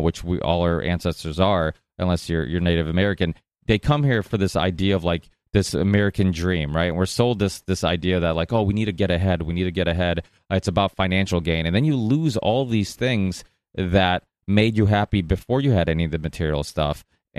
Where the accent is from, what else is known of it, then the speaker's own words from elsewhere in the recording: Portugal; Yeah, well, I'm Portuguese, and I was born in Portugal. My parents still make wine.